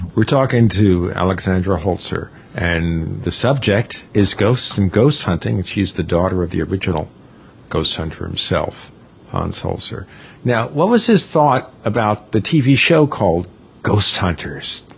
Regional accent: New York City, New York, United States; I grew up in New York City

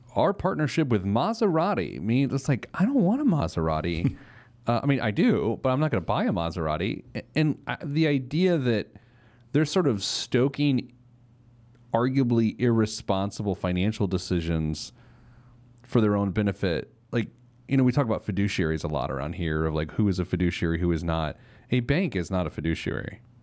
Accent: Speedway, Indiana, United States; I grew up in Speedway, Indiana

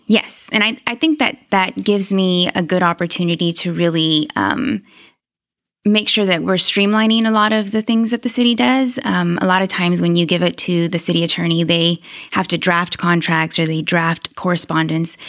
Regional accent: Houston, Texas, United States; moved away as an adult; now in Mansfield, United States; Grew up in Houston, lived in Houston my whole

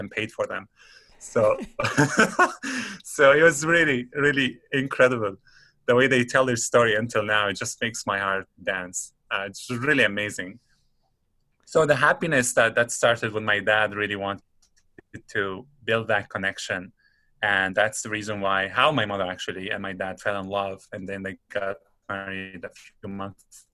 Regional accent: Damascus, Damascus Governorate, Syria; moved away as an adult; now in Antigonish, Canada; let's say we come from Syria, come from Damascus

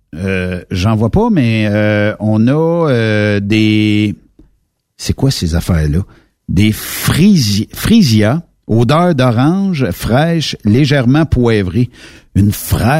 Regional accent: Quebec, Canada

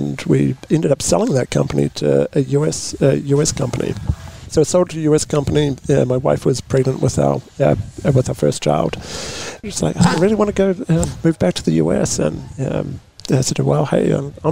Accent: New Zealand; now in Paso Robles, United States; born and raised in New Zealand

